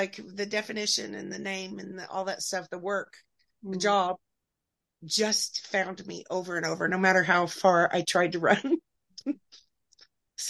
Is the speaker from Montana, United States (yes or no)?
no; Oklahoma, United States; I grew up in Oklahoma